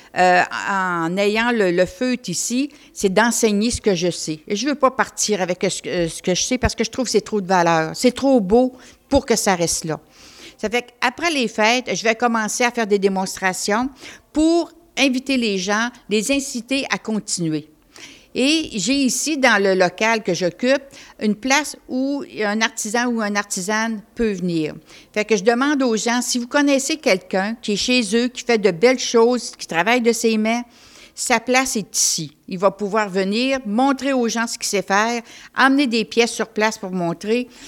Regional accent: Côte-Nord, Quebec, Canada; je viens de la Côte-Nord.

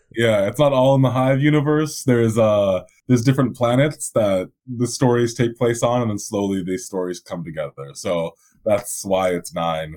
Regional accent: Vancouver, British Columbia, Canada; I'm from Vancouver. I'm from uh, British Columbia, which is the province

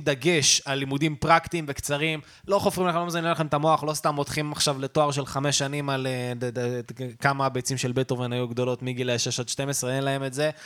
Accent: Netanya, Central District, Israel; אני גדלתי בנתניה

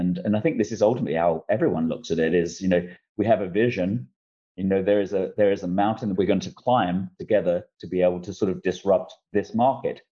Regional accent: London, United Kingdom; moved away; also born or lived in Isle of Dogs, London / Essex; I was born in Eastender, son of a, a cleaner and, and, a builder who was an ex-con, grew up in Bow, East London, and then the Isle of Dogs

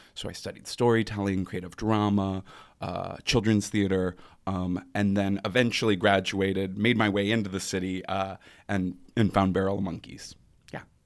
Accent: Grand Rapids, Michigan, United States; moved away; I am originally from Grand Rapids, Michigan

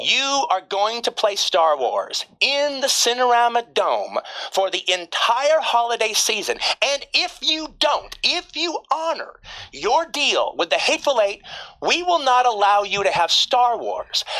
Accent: Los Angeles, California, United States; I grew up in Los Angeles

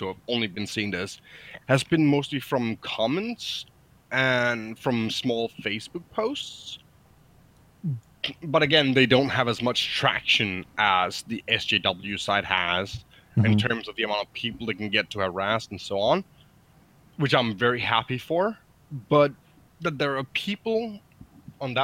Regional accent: Denmark

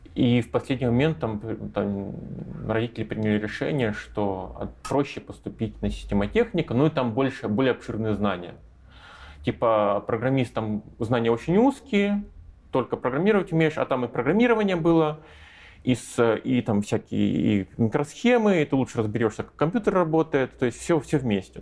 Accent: Russia; moved away as an adult; now in Minsk, Belarus

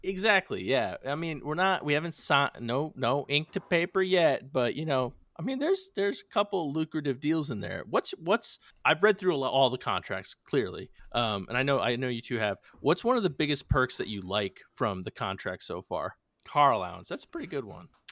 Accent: New England, United States; being from New England

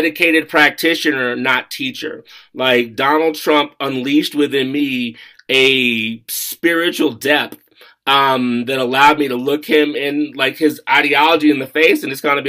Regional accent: United States; moved away; also born or lived in Colorado; I'm from Washington. I was living in Colorado at the time

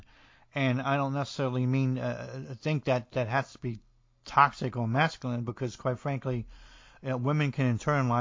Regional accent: New Jersey, United States; I'm from New Jersey and I speak a little like Tony Soprano

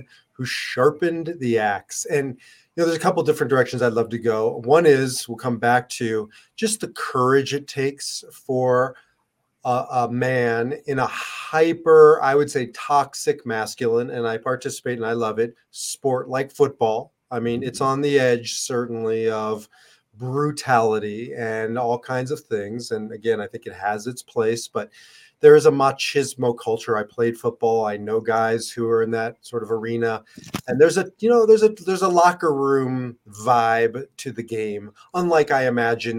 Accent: Nebraska, United States; Growing up in Nebraska

